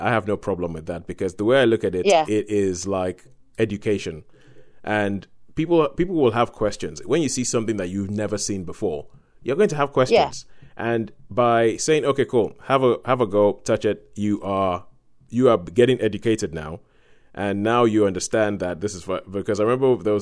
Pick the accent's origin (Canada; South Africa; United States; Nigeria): Nigeria; growing up in Nigeria